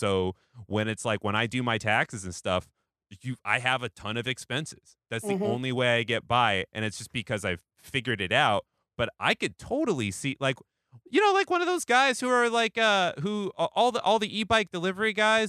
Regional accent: Pacific Northwest, United States; now in New York, United States; I didn't live in New York until 2015. And, like, you know, I came from the Pacific Northwest

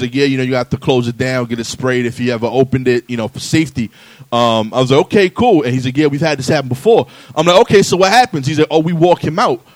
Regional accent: New York City, New York, United States; I'm from East New York, Brooklyn

